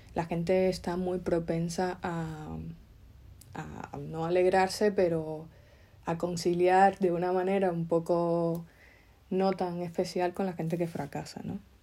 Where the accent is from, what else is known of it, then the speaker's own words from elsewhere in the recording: Cuba; moved away; nosotros, mm, emigrantes que venimos de Cuba